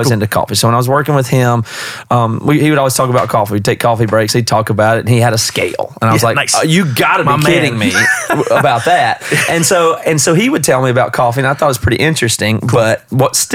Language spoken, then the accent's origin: English; South Carolina, United States; moved away as an adult; now in Seattle, United States; I grew up in South Carolina in the 80s